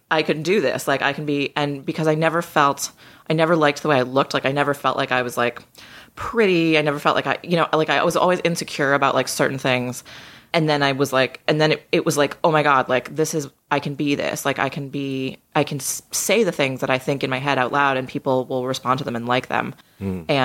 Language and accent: English; just outside of Boston, Massachusetts, United States; Yeah, I grew up just outside of Boston.